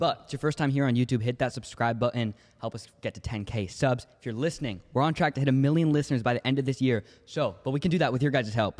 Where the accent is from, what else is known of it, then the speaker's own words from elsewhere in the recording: Los Angeles, California, United States; now in Northern California, United States; I was born out here in L A, and since I moved up to Northern California